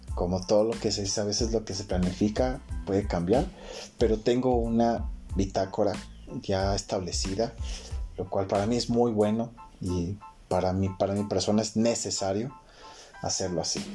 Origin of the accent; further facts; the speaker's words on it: Quito, Pichincha, Ecuador; soy de Quito, Ecuador